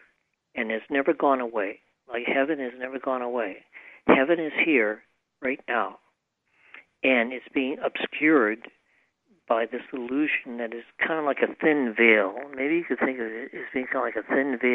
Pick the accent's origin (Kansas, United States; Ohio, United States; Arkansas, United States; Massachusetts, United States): Massachusetts, United States; moved away; also born or lived in Maine; I grew up in Massachusetts, and I lived a long time in Massachusetts